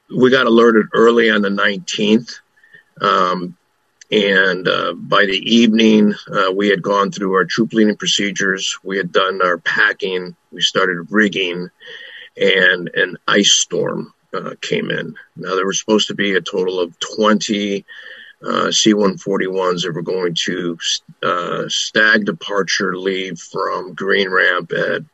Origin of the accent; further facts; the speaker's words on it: Chicago, Illinois, United States; I was born and raised in Chicago.